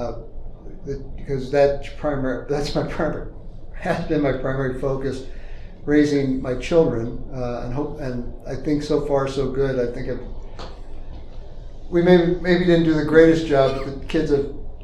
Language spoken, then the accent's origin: English; St. Charles County, Missouri, United States; also born or lived in New Jersey; originally I was born in New Jersey, and my family moved from New Jersey to St. Charles County in 1972 when I was 9 years old.